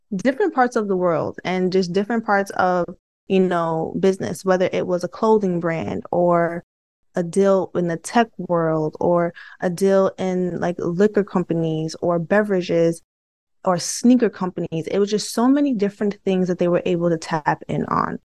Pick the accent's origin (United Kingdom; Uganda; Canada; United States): United States; New York City, New York; I'm from Brooklyn too